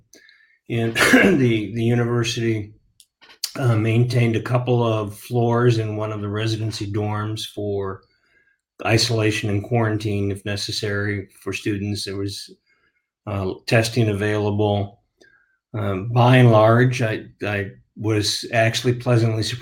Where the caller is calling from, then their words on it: Lee's Summit, Missouri, United States; also born or lived in Iowa; calling in from Lee's Summit, Missouri, which is in metropolitan Kansas City area